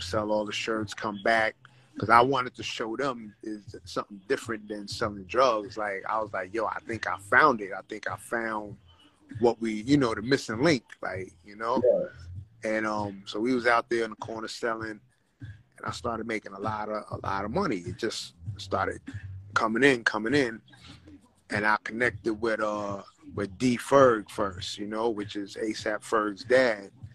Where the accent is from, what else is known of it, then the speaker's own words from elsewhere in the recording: New York City, New York, United States; moved away as an adult; now in Los Angeles, United States; growing up, you know, in Brooklyn, growing up in the Bronx